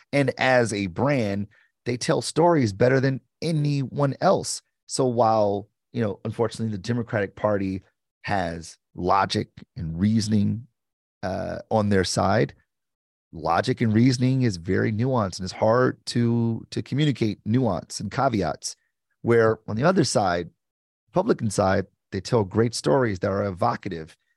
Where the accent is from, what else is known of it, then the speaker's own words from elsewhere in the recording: Detroit, Michigan, United States; I'm from Detroit